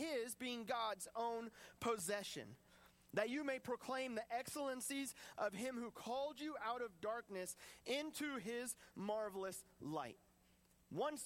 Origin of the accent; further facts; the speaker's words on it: United States; I want to hold so tight to my American freedoms